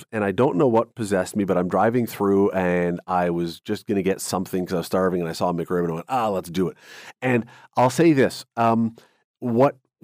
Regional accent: Toronto, Ontario, Canada; I grew up in Toronto.

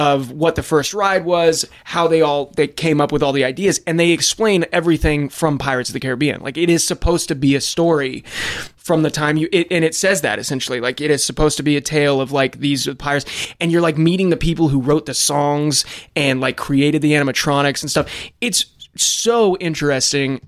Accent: Los Angeles, California, United States; I'm also from Los Angeles.

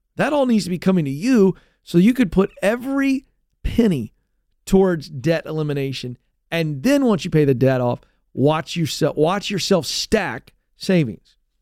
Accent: United States; as an American

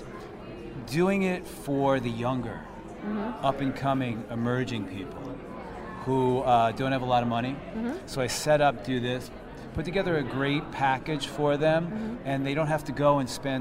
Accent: New York, United States; I'm from New York

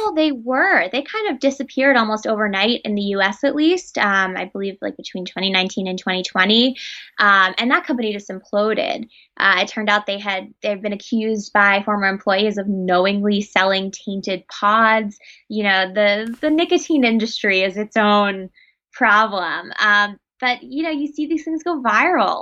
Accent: New York City, New York, United States; I grew up in New York City, which is very nightlife heavy, club heavy

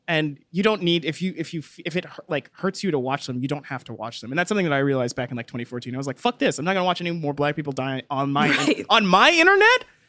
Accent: Texas, United States; I grew up in Texas. I know what Texan cops are like.

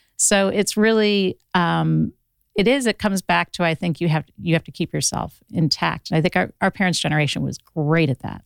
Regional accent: Ohio, United States; now in Los Angeles, United States; I'm from Ohio originally

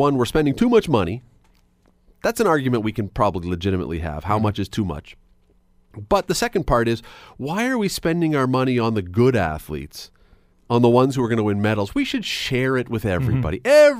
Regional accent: Canada; as Canadians

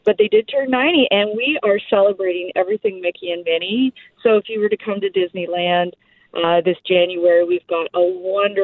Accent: Canada; being Canadian

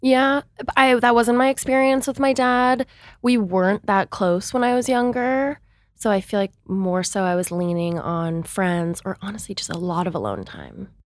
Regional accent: Seattle, Washington, United States; I'm from Seattle, Washington, but I kind of came from this sheltered bubble there

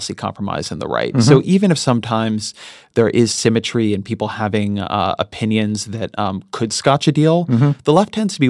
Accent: Irvine, California, United States; so I grew up in Irvine, mm-hmm. California. And so Orange County, California mm-hmm. is very heavily Hispanic, very heavily Asian.

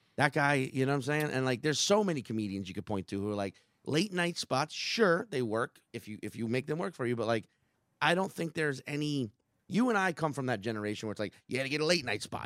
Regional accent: New Orleans, Louisiana, United States; I'm a New Orleanian

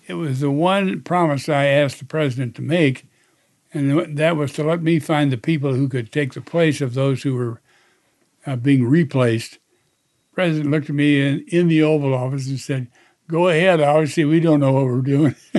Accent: Indiana, United States; my home state of Indiana

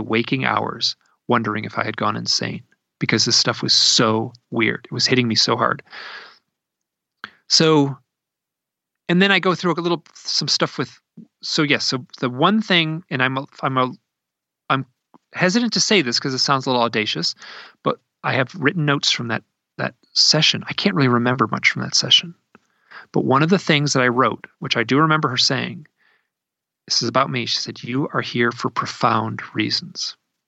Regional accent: Idaho, United States; Like, I'm from Idaho, right?

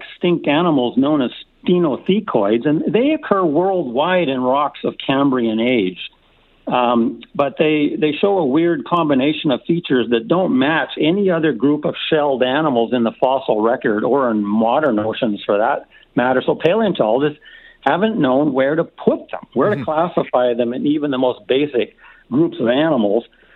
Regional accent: Edmonton, Alberta, Canada; now in Calgary, Canada; I grew up in Edmonton listening to CHED Radio

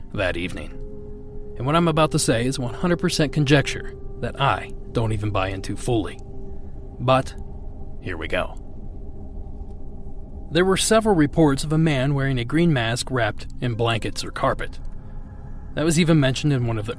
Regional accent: Midwest, United States; I grew up in the Midwest

